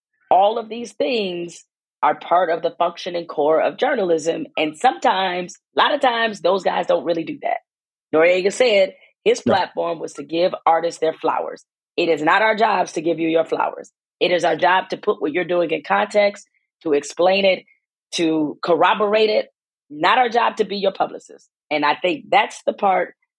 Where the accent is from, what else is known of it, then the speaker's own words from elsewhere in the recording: Detroit, Michigan, United States; I'm from Detroit.